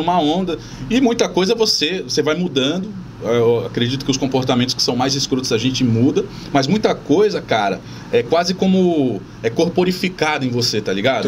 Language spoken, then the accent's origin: Portuguese; São Vicente, São Paulo, Brazil; eu sou nascido em São Vicente